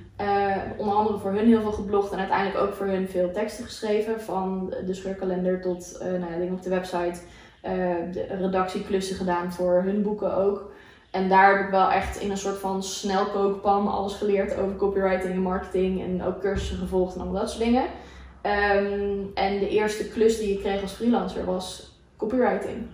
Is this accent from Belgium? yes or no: no; Aruba; moved away; Ik ben opgegroeid op Aruba.